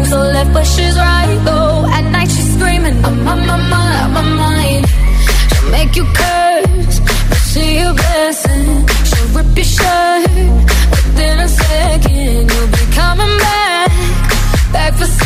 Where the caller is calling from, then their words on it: Leganés, Community of Madrid, Spain; soy … de Madrid, Leganés.